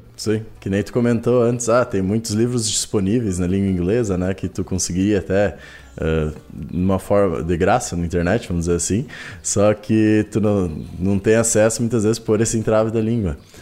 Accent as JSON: {"language": "Portuguese", "region": "northwest Rio Grande do Sul", "country": "Brazil", "tie": "born or raised there", "said": "noroeste ali, que é onde é que sou natural, do Rio Grande do Sul"}